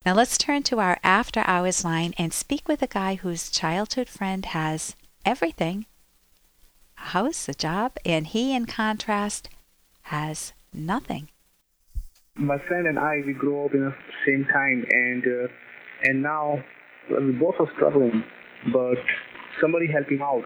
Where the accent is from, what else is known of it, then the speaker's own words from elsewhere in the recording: Cranston, Rhode Island, United States; shop on Oakland Avenue, where I grew up in Cranston